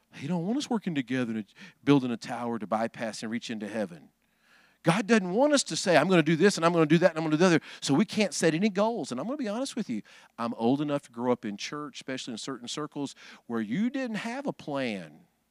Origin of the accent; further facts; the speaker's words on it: Huntsville, Alabama, United States; Huntsville, Alabama, my hometown